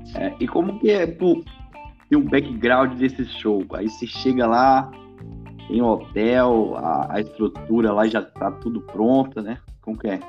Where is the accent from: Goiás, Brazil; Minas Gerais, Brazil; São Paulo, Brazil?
Minas Gerais, Brazil; Bela Vista de Minas; now in Vila Velha, Brazil; eu sou de Bela Vista, na verdade. Eu tô eu moro em. Tô morando em Vila Velha, mas eu sou daí dessa terra aí.